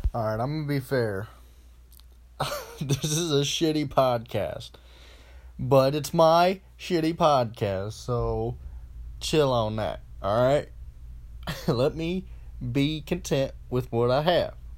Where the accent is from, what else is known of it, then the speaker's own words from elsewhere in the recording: Lorain, Ohio, United States; I'm from Lorain, Ohio